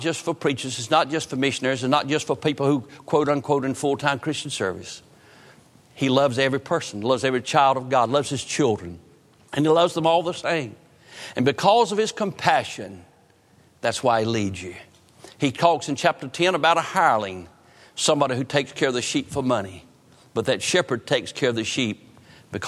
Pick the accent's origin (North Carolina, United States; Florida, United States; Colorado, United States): North Carolina, United States; Roanoke Rapids; growing up in Roanoke Rapids